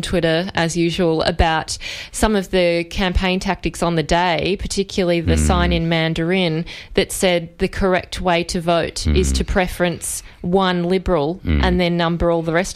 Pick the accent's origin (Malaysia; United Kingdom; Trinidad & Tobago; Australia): Australia; Victoria; I come from Corangamite